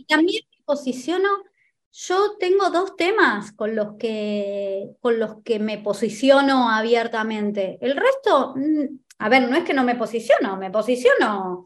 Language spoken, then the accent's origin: Spanish; Argentina; En mi país